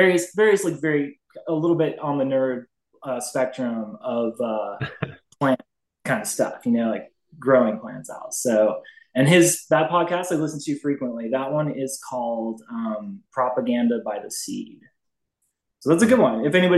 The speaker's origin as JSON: {"language": "English", "region": "Northern Virginia", "country": "United States", "tie": "born or raised there", "said": "I grew up in Northern Virginia"}